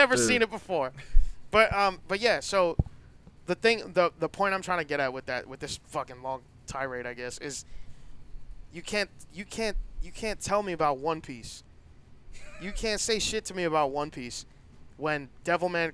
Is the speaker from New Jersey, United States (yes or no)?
no; New York City, New York, United States; I'm from the Bronx.